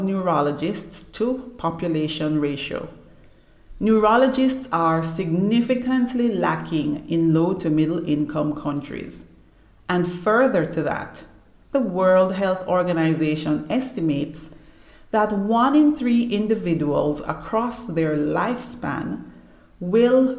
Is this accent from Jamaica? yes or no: yes; Jamaica; also born or lived in Canada; I am Jamaican by birth